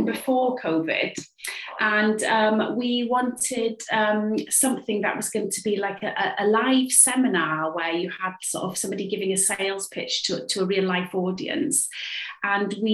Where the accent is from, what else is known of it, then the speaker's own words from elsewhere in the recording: Cardiff, Wales, United Kingdom; I'm a playwright. I write for theatre, TV and radio, and I'm from Cardiff